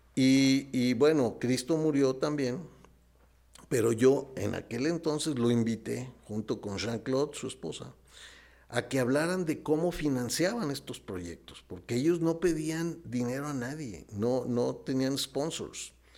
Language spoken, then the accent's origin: Spanish; Nuevo León, Mexico; now in Morelia, Mexico; yo allá en mi rancho, en mi tierra, en Nuevo León